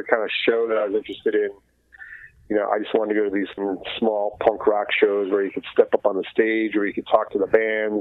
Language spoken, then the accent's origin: English; New Jersey, United States; I grew up in New Jersey, and I could take a train to New York City